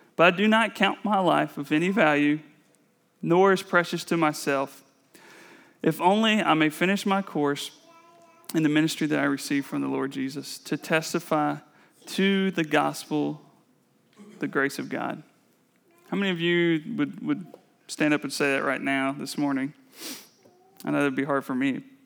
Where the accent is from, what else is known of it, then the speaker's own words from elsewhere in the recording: North Carolina, United States; I was born and raised in the Bible Belt culture of North Carolina.